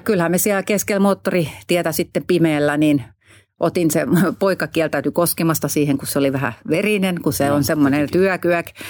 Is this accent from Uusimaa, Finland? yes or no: yes; Hanko, Uusimaa, Finland; mä nyt olen Hangosta kotoisin